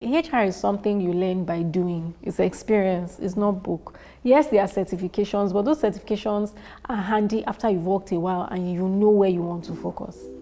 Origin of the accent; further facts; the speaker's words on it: Warri, Delta, Nigeria; I was born in Warri, Delta State, and I spent the early part of my childhood there